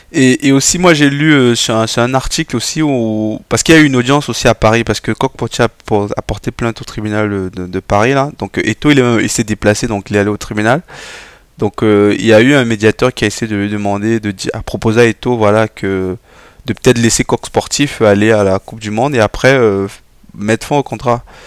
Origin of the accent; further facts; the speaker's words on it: Cameroon; en tant que Camerounais